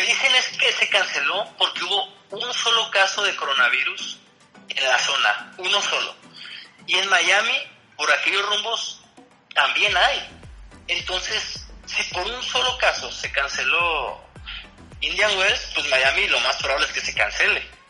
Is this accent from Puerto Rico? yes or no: no; Mexico; como jugadores mexicanos solo estuvimos yo y Alejandro